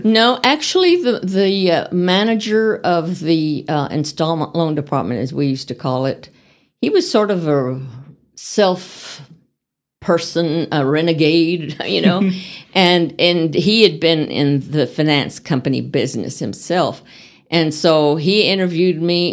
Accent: El Paso, Texas, United States; moved away as an adult; also born or lived in Van Horn, Texas / Dallas, Texas; now in Amarillo, United States; I grew up in El Paso and in Van Horn, Texas

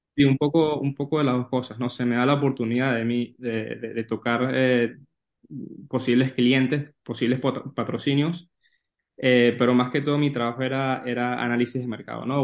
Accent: Venezuela; moved away as an adult; also born or lived in New York / Valencia, Spain; now in Spain; que no soy de España, que soy de Venezuela

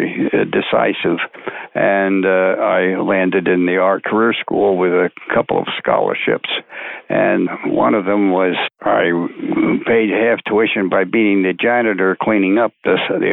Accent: Rahway, New Jersey, United States; I was born in Rahway, New Jersey, of course, in 1930

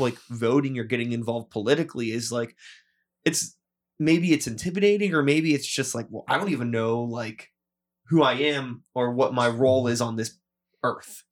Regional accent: United States; growing up in America

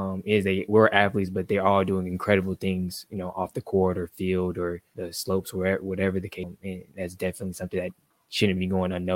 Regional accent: Atlanta, Georgia, United States; here in my hometown

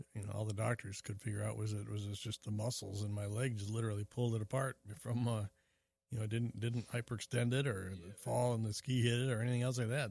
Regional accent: Springfield, Illinois, United States; I was born in Springfield, Illinois

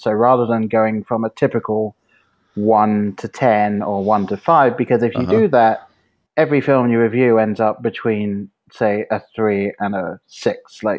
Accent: England, United Kingdom; now in Ohio, United States; I'm from England

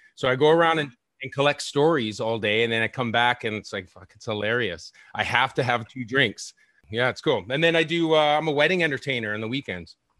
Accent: Victoria, British Columbia, Canada; born or raised there; now in Vancouver, Canada

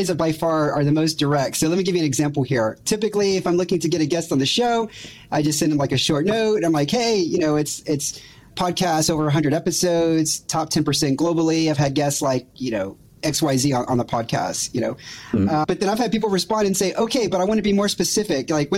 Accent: Houston, Texas, United States; moved away; that's my hometown

